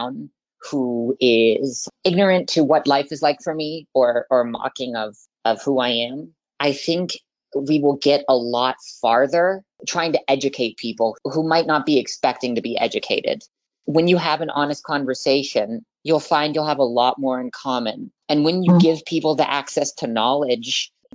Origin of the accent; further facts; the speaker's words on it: Vancouver, Washington, United States; I am 21 years old, and I am from Vancouver, Washington.